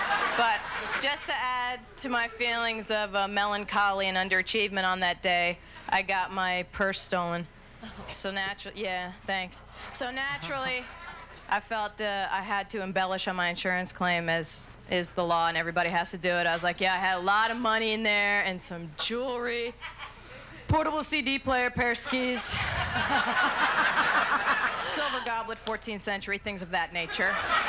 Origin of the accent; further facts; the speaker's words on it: New Jersey, United States; As was mentioned earlier, I was born and raised in New Jersey.